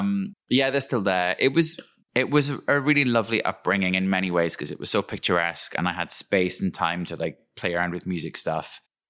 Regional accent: Wales, United Kingdom; where I'm from is like the kind of Welsh equivalent of Twin Peaks, like old coal mining valley.

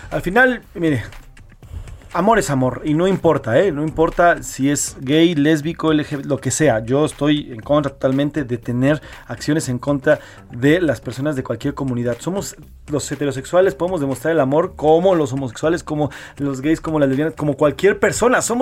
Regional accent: Mexico; somos mexicanos, somos humanos

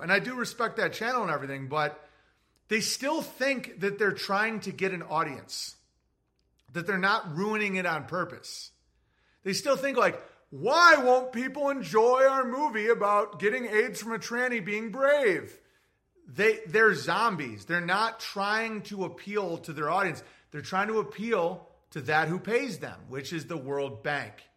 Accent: United States; as an American.

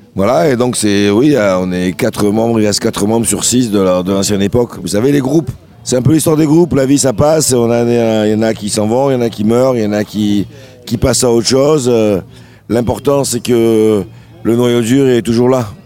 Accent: Sète, Occitania, France; also born or lived in Le Grau-du-Roi; j'ai grandi à la Corniche. J'habitais, j'allais à l'école Paul Langevin quand j'étais petit.

